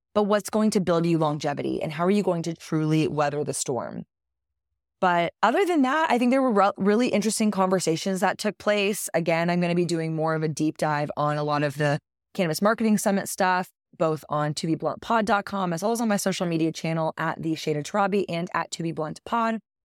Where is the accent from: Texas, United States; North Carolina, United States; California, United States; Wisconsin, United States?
Texas, United States; It is my home state